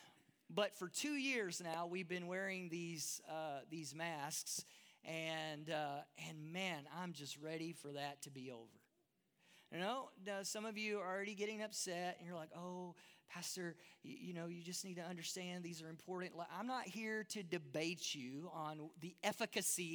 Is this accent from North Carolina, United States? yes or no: no; Texas, United States; moved away as an adult; now in Durban, South Africa; that's hard for a Texas boy